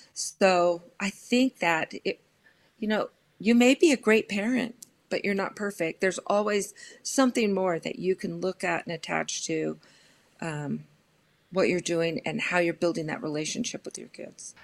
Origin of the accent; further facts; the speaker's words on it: Los Angeles, California, United States; I grew up in Los Angeles and proud product of the L A Unified School District